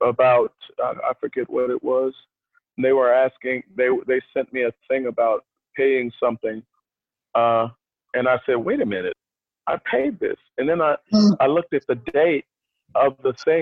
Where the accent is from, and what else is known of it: United States